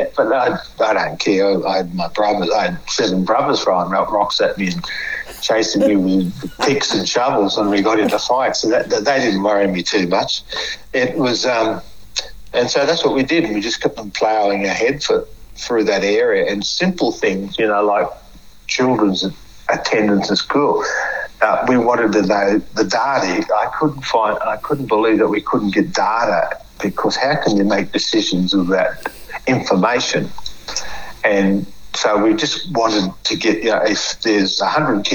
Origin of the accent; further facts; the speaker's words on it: Australia; I may be a dumb black fella from the bush